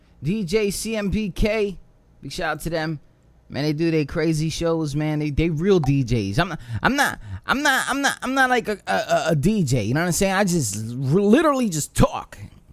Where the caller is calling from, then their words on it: Virginia Beach, Virginia, United States; I'm live from Virginia Beach, Virginia.